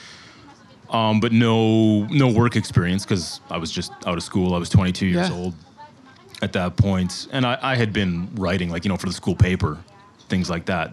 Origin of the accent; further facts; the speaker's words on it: Saskatoon, Saskatchewan, Canada; moved away as an adult; also born or lived in Halifax, Nova Scotia; now in Taipei, Taiwan; my hometown, Saskatoon, Saskatchewan